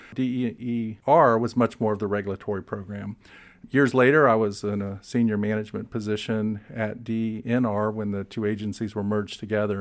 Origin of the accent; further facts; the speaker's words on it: Fort Walton Beach, Florida, United States; I was fortunate to end up in Fort Walton Beach, my dad was stationed at Eglin when I was four years old